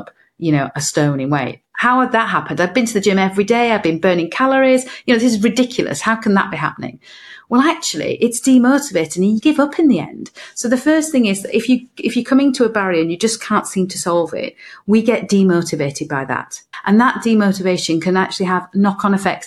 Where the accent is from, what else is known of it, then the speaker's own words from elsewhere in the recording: north of England, United Kingdom; now in Cardiff, United Kingdom; I'm from Cardiff, originally from the north of England